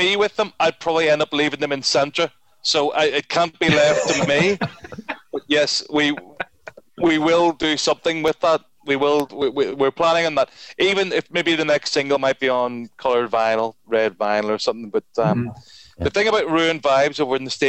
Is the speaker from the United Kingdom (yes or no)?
yes; Belfast, Northern Ireland, United Kingdom; moved away as an adult; now in Dublin, Ireland; I'm a Protestant from Belfast